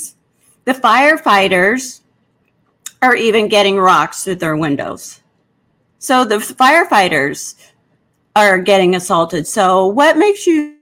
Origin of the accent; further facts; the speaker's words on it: Seattle, Washington, United States; I'm from Seattle and Seattle's all I know